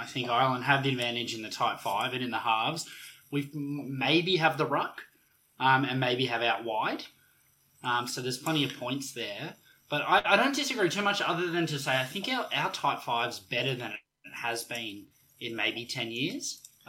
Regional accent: Australia; I think the difficulty as an Aussie fan is we have no idea what to expect.

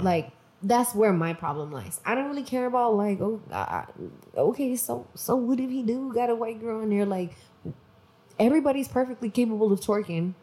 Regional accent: Mexico; I'm from Mexico

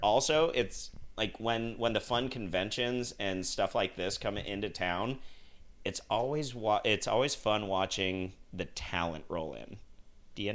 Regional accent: Salt Lake City, Utah, United States; I grew up in Salt Lake

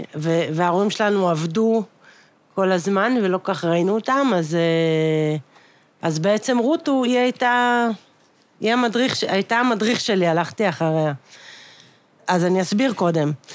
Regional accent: Ramat Gan, Central District, Israel; אנחנו גדלנו בתל השומר, יש מקום שזה נקרא שיכון הרופאים

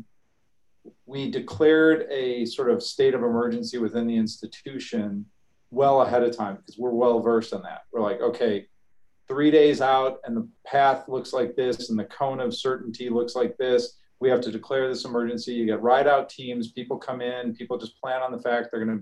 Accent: Chicago, Illinois, United States; now in Texas, United States; I grew up in Chicago

